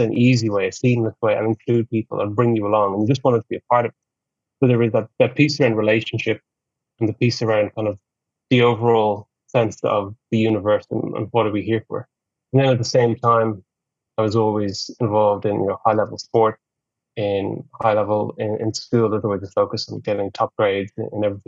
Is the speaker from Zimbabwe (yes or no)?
no; Ireland; That was the culture that I grew up in Ireland